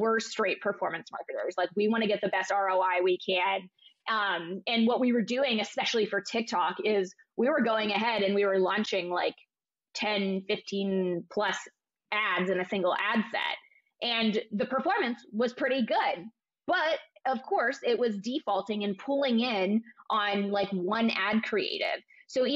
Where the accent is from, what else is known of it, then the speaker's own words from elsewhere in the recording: Ohio, United States; moved away; I'm from Ohio originally